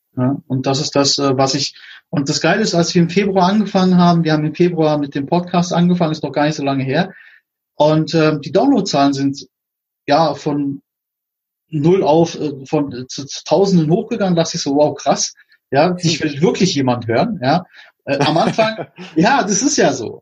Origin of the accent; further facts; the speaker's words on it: Berlin, Germany; ich komme aus Berlin, da sagt man, es mir Rille